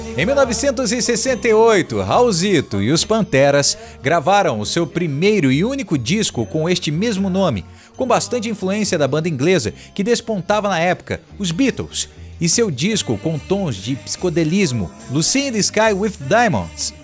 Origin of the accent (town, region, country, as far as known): Brazil